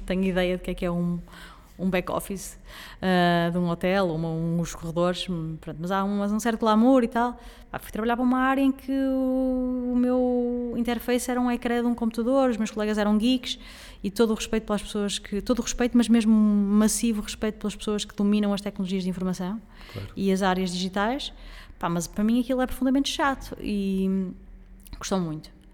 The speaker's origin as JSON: {"language": "Portuguese", "country": "Portugal", "said": "não sou a pessoa mais nacionalista do mundo enquanto portuguesa"}